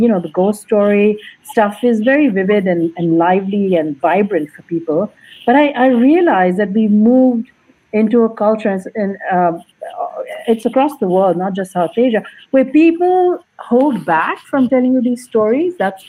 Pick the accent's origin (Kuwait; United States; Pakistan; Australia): Kuwait; But in brief, I was I grew up and lived in Kuwait for a long time.